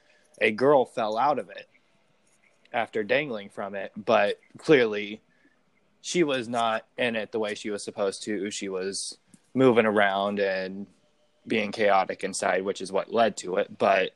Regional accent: Indianapolis, Indiana, United States; I'm local from Indy, born and raised on the east side.

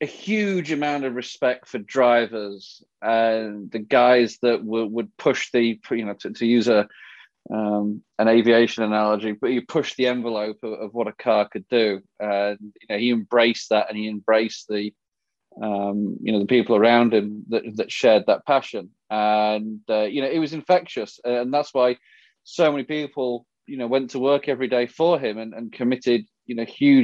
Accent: England, United Kingdom; when I was growing up in England

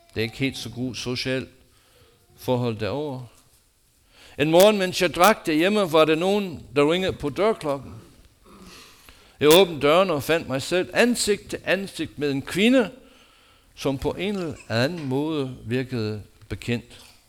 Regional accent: United States; Danish is a second language; now in Denmark; mit hjemland USA

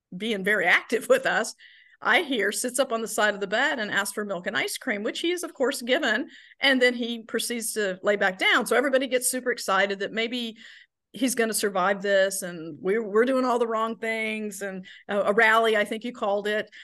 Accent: the South, United States; moved away; I'm from the South

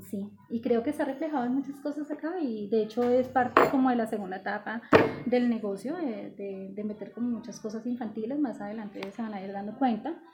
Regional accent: Tolima, Colombia; now in Bogotá, Colombia; Eh, del Tolima.

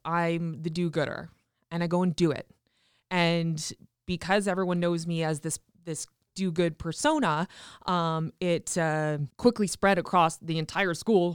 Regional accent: Regina, Saskatchewan, Canada; also born or lived in Tisdale, Saskatchewan; I was born in Tisdale, Saskatchewan, but quickly moved to Regina when I was, like, one years old and grew up on a farm actually just south of the city

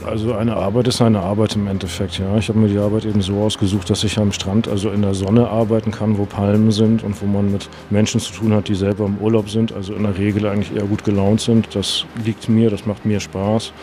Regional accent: Hamburg, Germany; moved away as an adult; now in Maldives; ich komme aus dem hohen Norden, aus Hamburg

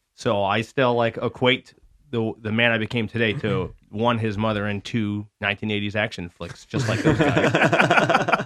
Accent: Lapeer, Michigan, United States; also born or lived in Lakeville, Michigan; So that was my first year here in Lapeer. We moved here from Lakeville

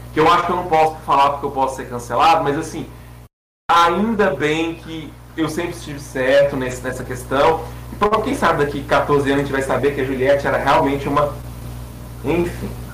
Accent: Brazil; eu passei como brasileiro

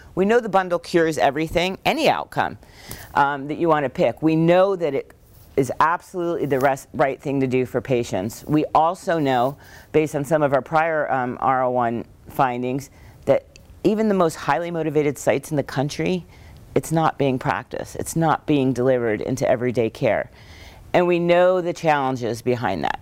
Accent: Northeast Pennsylvania, United States; we grew up in Northeast Pennsylvania

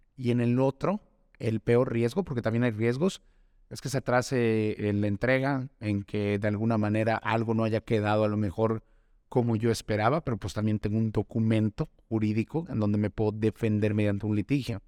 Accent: Yucatán, Mexico; yo soy yucateco, yo crecí en el sur del estado

